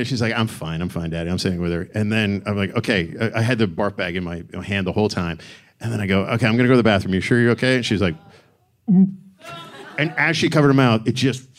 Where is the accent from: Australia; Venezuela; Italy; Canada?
Canada; Hamilton, Ontario; moved away as an adult; now in United States; we came down from Canada